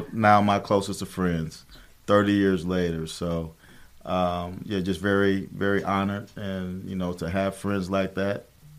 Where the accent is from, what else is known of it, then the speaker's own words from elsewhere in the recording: Midwest, United States; moved away as an adult; now in Florida, United States; had their recruiting trip from the Midwest, it was cold in December. And I had never been outside of the state for the most part.